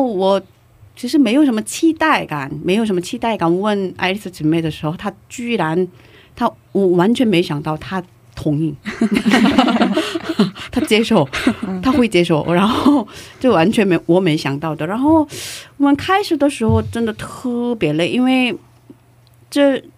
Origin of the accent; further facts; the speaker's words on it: South Korea; Chinese is a second language; moved away; 我一个不会说中文，呃， 会说中文，可是中文表达有限的韩国人